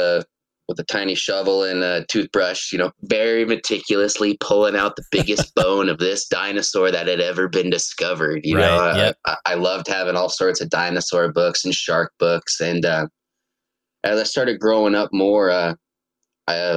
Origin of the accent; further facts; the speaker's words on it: Laurel, Montana, United States; also born or lived in Billings, Montana; I've been a resident of Yellowstone Valley, you know, pretty much my whole life